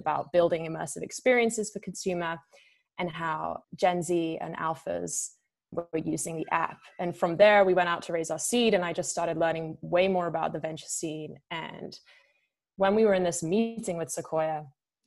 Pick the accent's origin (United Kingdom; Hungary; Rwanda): United Kingdom; moved away as an adult; also born or lived in Milan / London / Barcelona / Vancouver; I'm a Brit, and I was a young and hungry operator